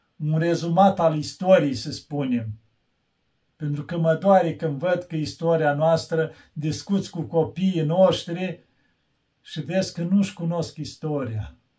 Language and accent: Romanian; Romania; eu când spun că român